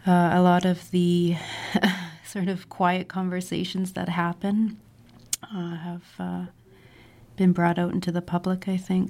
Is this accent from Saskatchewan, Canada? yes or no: yes; Indian Head, Saskatchewan, Canada; I am from rural Saskatchewan. I grew up in Indian Head